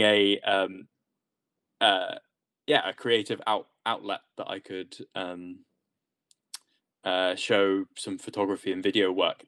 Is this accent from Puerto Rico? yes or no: no; England, United Kingdom; being English